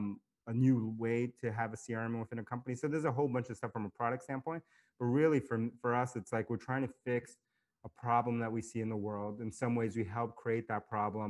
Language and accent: English; New York City, New York, United States; I grew up in New York City